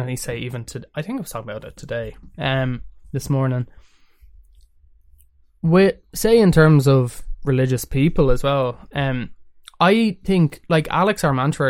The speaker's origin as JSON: {"language": "English", "country": "Ireland", "tie": "born or raised there", "said": "being Irish and growing up in Ireland"}